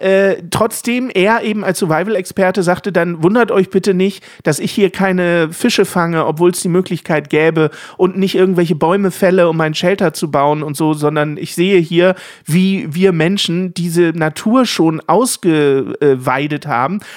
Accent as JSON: {"language": "German", "region": "Lower Saxony", "country": "Germany", "said": "als Niedersachse"}